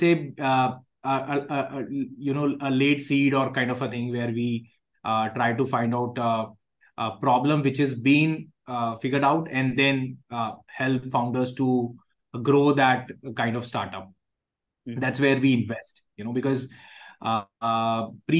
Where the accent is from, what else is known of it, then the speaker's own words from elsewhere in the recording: Jaipur, Rajasthan, India; I come from Jaipur, which is a tier two, so-called